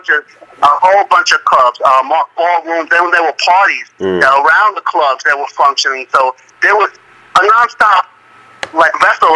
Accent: New York City, New York, United States; Yes, born and raised in downtown Manhattan, Greenwich Village, mm-hmm. at a time when Greenwich Village was still heavily Italian influenced

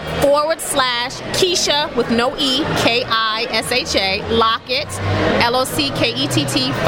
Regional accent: Long Island and Brooklyn, New York, United States; moved away as an adult; also born or lived in Germany; now in Los Angeles, United States; I'm from Long Island and Brooklyn. I live in Crown Heights.

